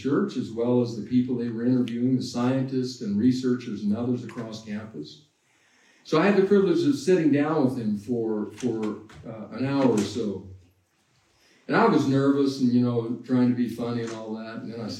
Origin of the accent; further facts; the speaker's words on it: Texas, United States; also born or lived in Latin America; I grew up a vegetarian in Latin America and in Texas.